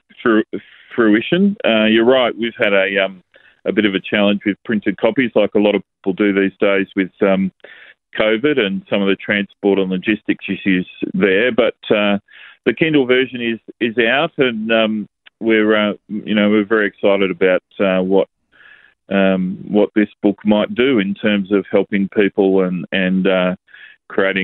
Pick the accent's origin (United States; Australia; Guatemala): Australia; growing up as young men in Australia